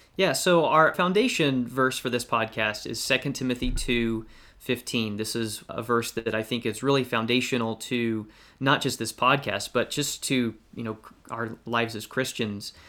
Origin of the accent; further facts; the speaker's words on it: Valdosta, Georgia, United States; now in Westfield, United States; I grew up in Valdosta, Georgia